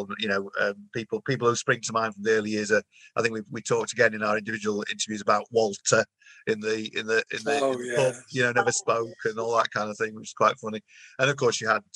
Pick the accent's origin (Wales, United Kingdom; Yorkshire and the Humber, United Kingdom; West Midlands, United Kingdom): Yorkshire and the Humber, United Kingdom; those of us who are from Yorkshire, I'm from Yorkshire